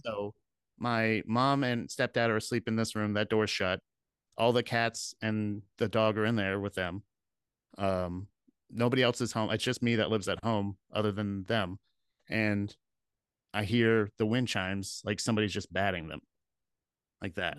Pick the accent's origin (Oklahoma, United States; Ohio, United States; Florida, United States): Florida, United States; growing up in Florida